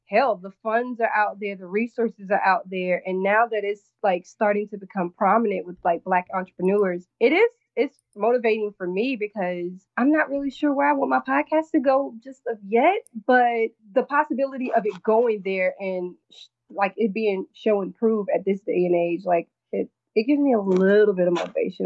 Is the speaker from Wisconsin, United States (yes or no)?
no; North Carolina, United States; now in New York, United States; being born and raised in North Carolina